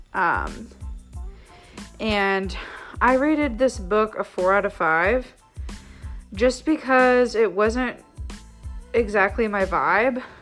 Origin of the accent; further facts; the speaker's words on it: United States; I'm from the United States